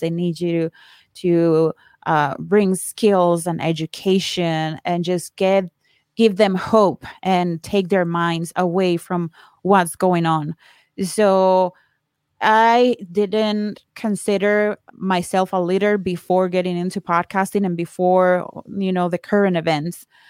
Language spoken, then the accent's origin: English; Colombia; moved away as an adult; now in United States; I am from Colombia. I moved here to the States fifteen years ago